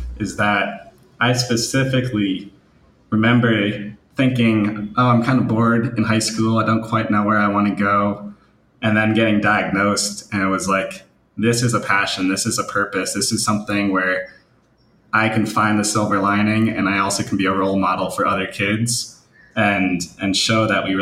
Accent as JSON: {"language": "English", "region": "New Jersey", "country": "United States", "said": "I'm from New Jersey"}